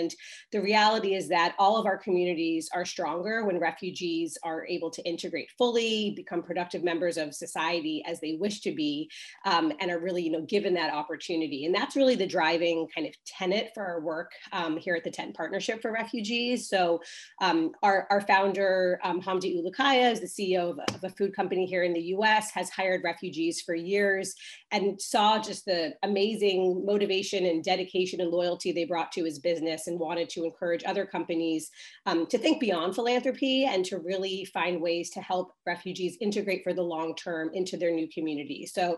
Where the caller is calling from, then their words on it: Brooklyn, New York, United States; I am joining from Brooklyn, which is also gloomy.